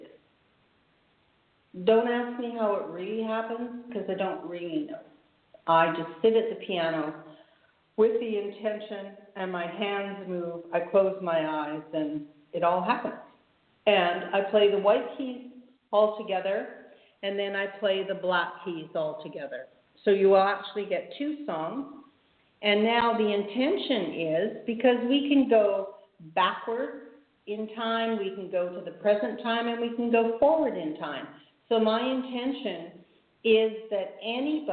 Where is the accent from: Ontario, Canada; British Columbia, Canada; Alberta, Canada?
Alberta, Canada; Edmonton; I was born in Edmonton